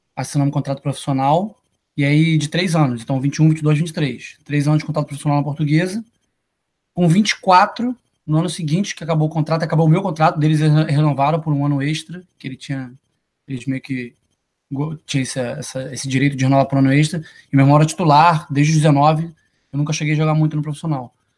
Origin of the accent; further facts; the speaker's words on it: Niterói, Rio de Janeiro, Brazil; moved away as an adult; also born or lived in Kentucky; Sou do estado do Rio de Janeiro, sou de Niterói. Nasci criado em Niterói até os 24 anos